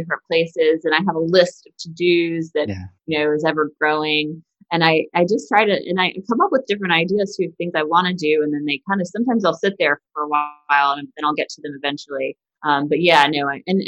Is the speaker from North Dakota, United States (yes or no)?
no; South Carolina, United States; now in Washington, D.C., United States; I grew up in South Carolina